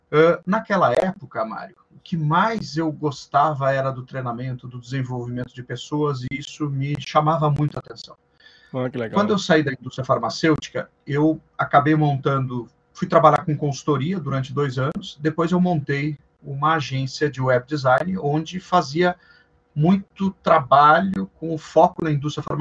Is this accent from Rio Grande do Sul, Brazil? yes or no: yes; Passo Fundo, Rio Grande do Sul, Brazil; now in São Paulo, Brazil; eu sou gaúcho de Passo Fundo, no Rio Grande do Sul. Olha só. E moro em São Paulo já há mais de 23 anos, então por isso que o sotaque não é tão, tão acentuado assim.